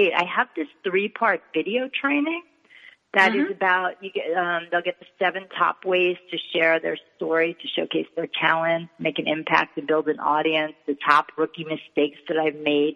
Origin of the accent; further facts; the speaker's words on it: New York, United States; accent: New York; my New York accent